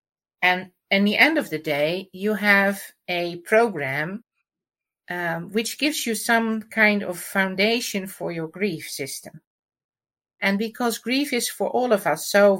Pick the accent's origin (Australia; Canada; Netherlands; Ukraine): Netherlands; I'm from the Netherlands